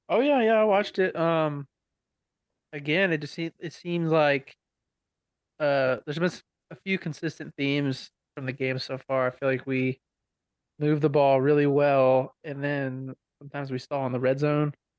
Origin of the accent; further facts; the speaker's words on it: Pennsylvania, United States; moved away; I grew up in Pennsylvania